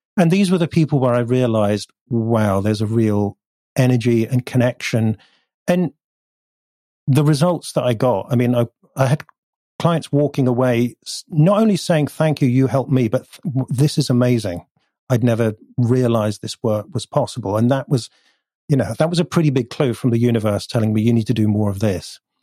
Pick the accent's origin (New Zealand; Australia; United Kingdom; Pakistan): United Kingdom; North Devon, South West England; also born or lived in Bath; now in Bristol, United Kingdom; we moved to North Devon, which is even further south and west and rural